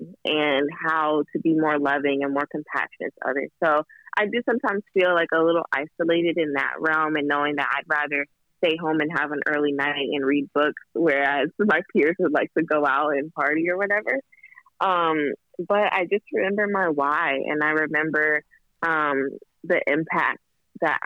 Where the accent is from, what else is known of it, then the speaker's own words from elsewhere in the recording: Kentucky, United States; now in Los Angeles, United States; My grandmother, we're from Kentucky